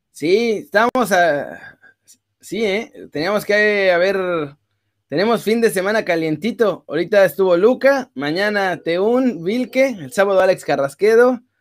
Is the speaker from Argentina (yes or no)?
no; Mexico